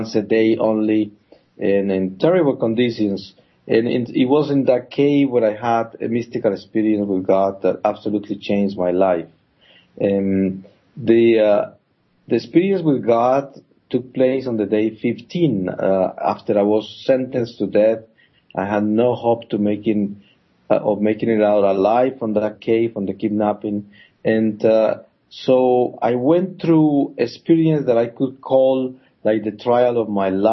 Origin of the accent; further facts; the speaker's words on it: Colombia; also born or lived in Bogota, Colombia; I come from Colombia. I was born up in the Andes Mountains, in a coffee growers town, in a Catholic family, and I grew up with all the Catholic teachings and traditions